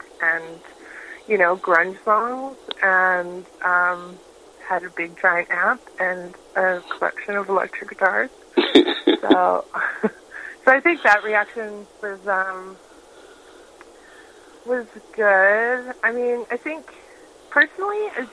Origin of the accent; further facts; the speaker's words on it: Prince Rupert, British Columbia, Canada; I grew up in Prince Rupert, BC, which is northern British Columbia